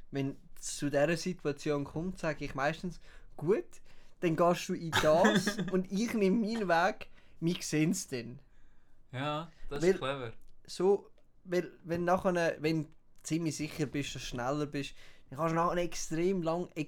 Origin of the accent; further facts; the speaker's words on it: Uruguay; German is a second language; moved away; ich bin, ich bin ursprünglich bin ich eigentlich aus Uruguay.